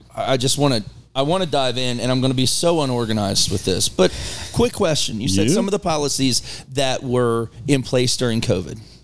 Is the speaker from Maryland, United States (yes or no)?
yes; Maryland, United States; also born or lived in Virginia / West Virginia; now in North Carolina, United States; I grew up in there in Maryland